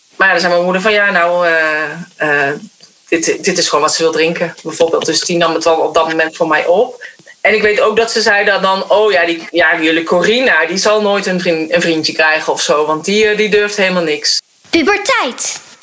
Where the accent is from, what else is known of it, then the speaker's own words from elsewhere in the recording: North Brabant, Netherlands; Maar ik ben opgegroeid in Brabant